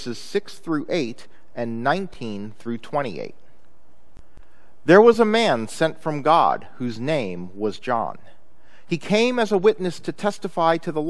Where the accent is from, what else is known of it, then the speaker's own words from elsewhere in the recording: Chicago, Illinois, United States; when I was growing up in Chicago, my family liked to take driving vacations